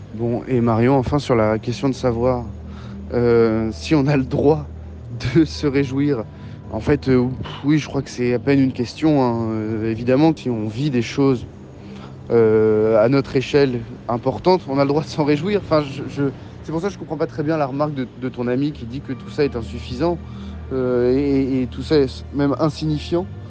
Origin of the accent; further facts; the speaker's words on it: Cherbourg, Normandy, France; j'ai grandi en Normandie, ou euh, vers Cherbourg, enfin à Cherbourg d'ailleurs